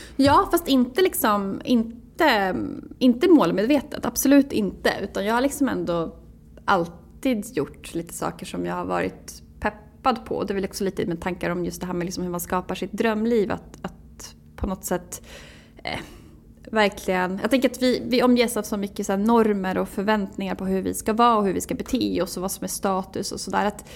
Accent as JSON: {"language": "Swedish", "region": "Jämtland", "country": "Sweden", "tie": "born or raised there", "also_born_or_lived": "Umeå", "moved": "yes", "lives_now": "Stockholm, Sweden", "said": "jag är född 1986 i, utanför Östersund. Eh, växte upp på landet"}